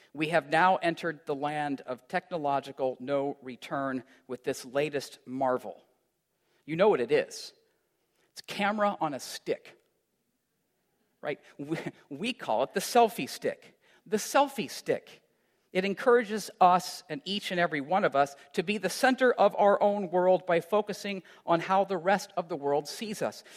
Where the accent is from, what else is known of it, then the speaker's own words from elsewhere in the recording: Iowa, United States; moved away; also born or lived in Chicago; as a kid growing up in Iowa